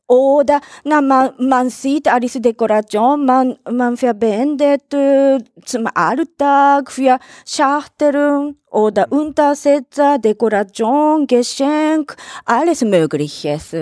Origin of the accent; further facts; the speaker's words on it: Tokyo, Japan; German is a second language; moved away as an adult; now in Vienna, Austria; Ich komme aus Katsushika in Tokio